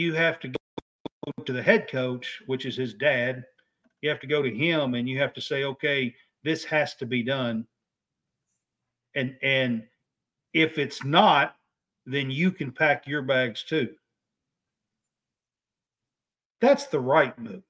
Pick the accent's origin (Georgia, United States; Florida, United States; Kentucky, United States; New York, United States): Kentucky, United States; I'm from Kentucky.